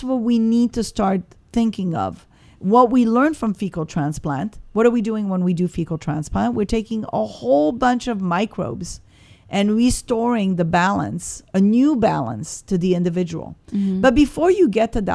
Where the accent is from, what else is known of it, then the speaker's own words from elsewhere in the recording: Morocco; moved away; I was born in Morocco. Mm-hmm. So I'm North African.